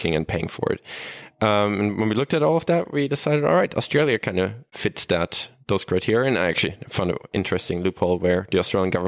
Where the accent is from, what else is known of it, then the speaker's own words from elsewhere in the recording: Germany; moved away as an adult; also born or lived in Sweden / Stockholm / Umeå; I'm from Germany